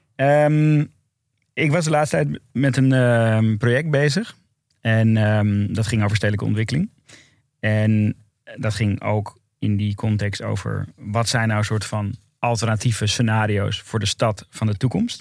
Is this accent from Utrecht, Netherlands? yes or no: no; Amsterdam, North Holland, Netherlands; ik kom uit Noord